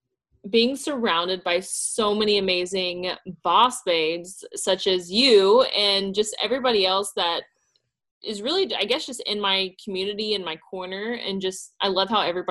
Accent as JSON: {"language": "English", "town": "Pasadena", "region": "Texas", "country": "United States", "tie": "born or raised there", "also_born_or_lived": "Kentucky", "lives_now": "Deer Park, United States", "said": "Pasadena, Texas."}